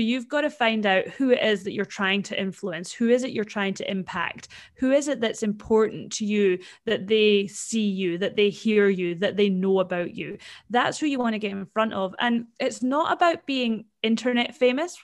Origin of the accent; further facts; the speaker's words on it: Scotland, United Kingdom; now in Perth, Australia; I am actually from Scotland originally, and my mum and dad are still over there